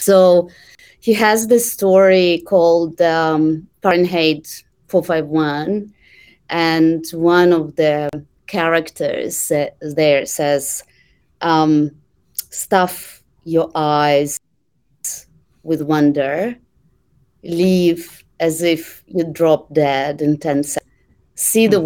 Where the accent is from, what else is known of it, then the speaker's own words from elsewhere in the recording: Russia; English is a second language; moved away as an adult; I started working for for a privately owned bank um, in in my hometown back in Russia